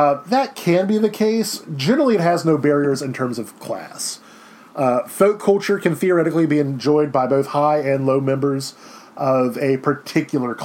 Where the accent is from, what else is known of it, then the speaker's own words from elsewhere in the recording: Baton Rouge, Louisiana, United States; I'm originally from Baton Rouge, and I have no Cajun ancestry whatsoever